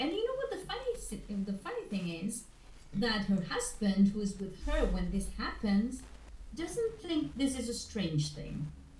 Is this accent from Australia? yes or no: no; Buenos Aires, Argentina; born there; There's not water around where I live, just rivers. But I was born in Buenos Aires, in the capital.